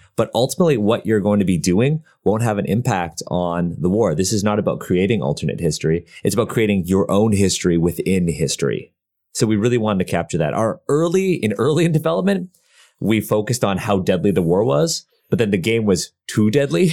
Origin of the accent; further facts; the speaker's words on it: Canada; we're Canadian